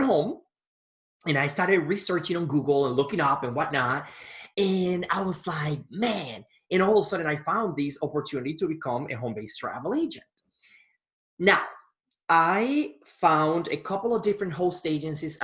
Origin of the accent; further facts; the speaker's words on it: Punta Cana, La Altagracia, Dominican Republic; moved away as an adult; now in Milwaukee, United States; I was born in Punta Cana, Dominican Republic, and I was living in Milwaukee, Wisconsin